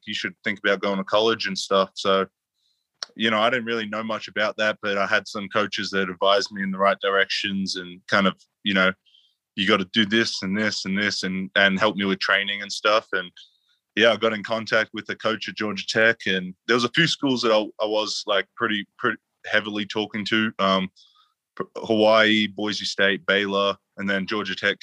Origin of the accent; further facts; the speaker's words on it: Australia; moved away as an adult; now in United States; I'm from Australia originally, grew up there